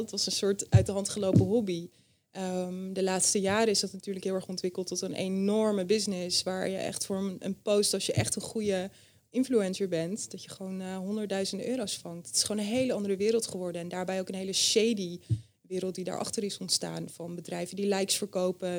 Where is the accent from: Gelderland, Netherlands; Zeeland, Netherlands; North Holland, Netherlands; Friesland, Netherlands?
Friesland, Netherlands; moved away; Ik ben opgegroeid in Friesland bij mijn ouders